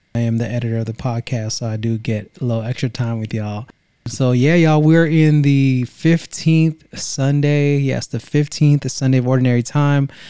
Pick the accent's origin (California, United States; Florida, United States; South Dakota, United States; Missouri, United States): California, United States; Vallejo; now in Greenville, United States; we are Originally from Vallejo, Saint Basil's is our roots in Vallejo, California in the seven oh seven